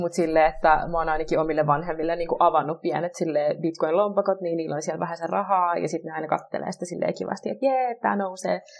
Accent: Vantaa, Uusimaa, Finland; mä tuun Vantaalta

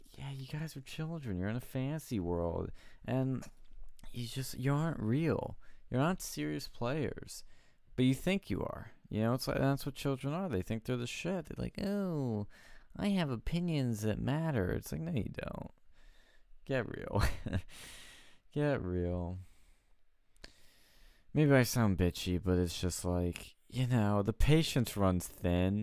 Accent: Philadelphia, Pennsylvania, United States; my hometown of Philly

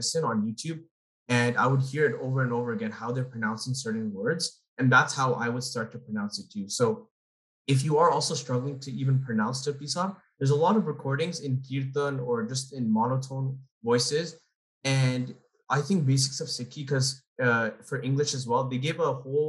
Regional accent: Toronto, Ontario, Canada; I'm from Toronto

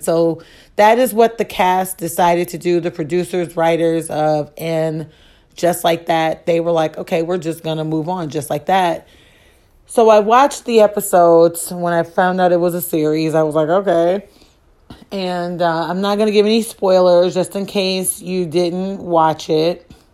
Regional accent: Chicago, Illinois, United States; I am from Chicago

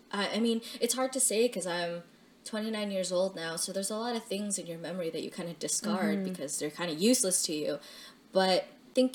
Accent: Philippines; I knew I was Filipino because, well, I knew I came from the Philippines because my parents came from the Philippines.

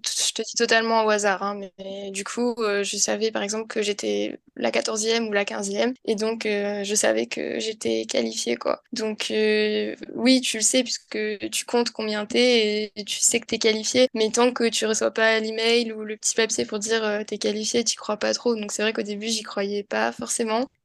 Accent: south of France, France; je suis originaire du sud de la France

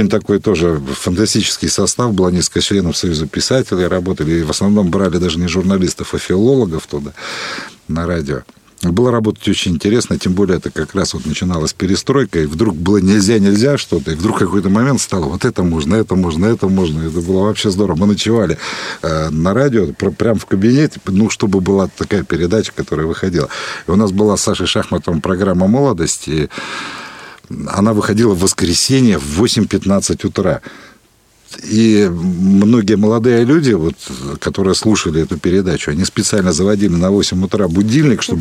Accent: Siberia, Russia; Ну да, я причем такой сибиряк-то с корнями очень давними, дальними.

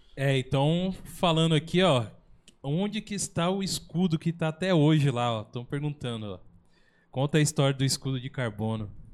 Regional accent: São José dos Campos, São Paulo, Brazil; A gente é um podcast aqui da, do Vale do Paraíba, nós somos de São José dos Campos

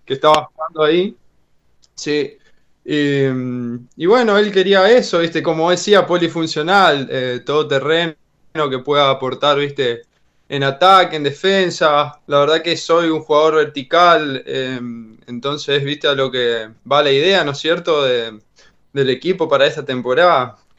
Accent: Reconquista, Santa Fe, Argentina; moved away; De Reconquista

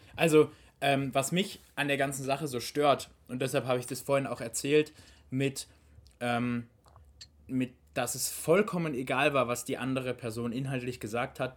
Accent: Baden-Württemberg, Germany; wir sind aus Baden-Württemberg

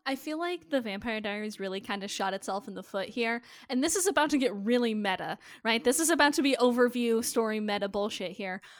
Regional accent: Nebraska, United States; I was born in Nebraska.

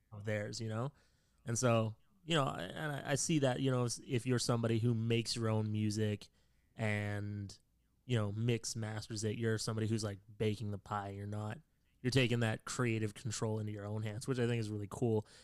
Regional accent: Canada; I'm Canadian

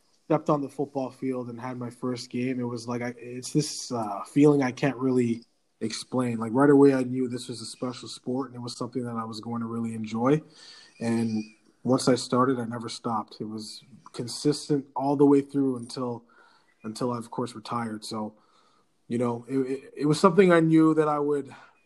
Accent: Ottawa, Ontario, Canada; also born or lived in Nova Scotia; I grew up in the Ottawa community where I spent all my time playing sports

